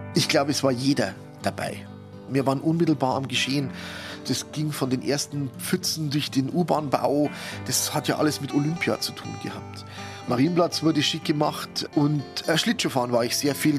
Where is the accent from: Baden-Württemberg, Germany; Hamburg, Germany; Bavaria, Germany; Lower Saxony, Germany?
Bavaria, Germany; Munich; es war bei mir ein gewisser Stolz auf meine Heimatstadt